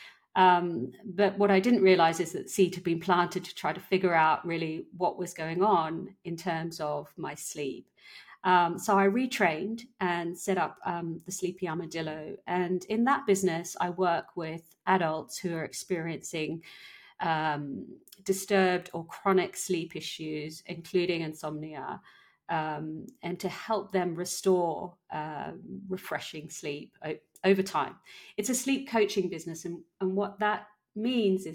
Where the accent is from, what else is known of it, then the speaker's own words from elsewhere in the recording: Papua New Guinea; moved away; also born or lived in London / Barcelona; born and raised in Papua New Guinea